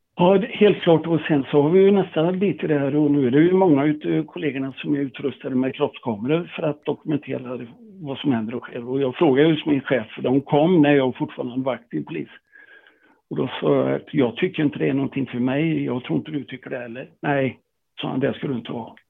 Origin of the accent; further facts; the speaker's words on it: Tibro, Västra Götaland, Sweden; moved away as an adult; där jag kom ifrån, Tibro